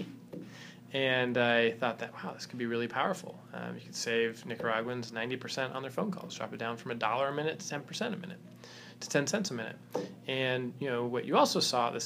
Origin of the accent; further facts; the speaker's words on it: Southern California, United States; I grew up in Southern California